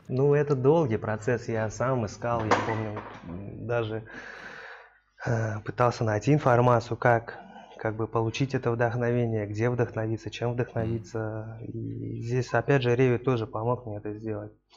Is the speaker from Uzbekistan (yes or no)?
yes; Tashkent, Uzbekistan; бывший наш земляк с Ташкента